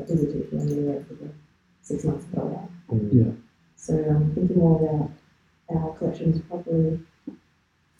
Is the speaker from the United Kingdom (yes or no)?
no; Melbourne, Victoria, Australia; We're from Melbourne